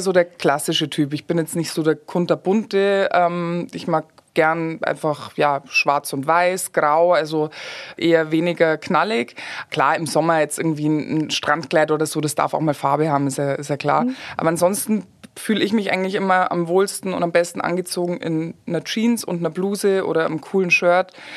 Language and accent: German; Garmisch-Partenkirchen, Bavaria, Germany; moved away as an adult; now in Kitzbühel, Austria; ich bin, äh, geboren und aufgewachsen in Garmisch-Partenkirchen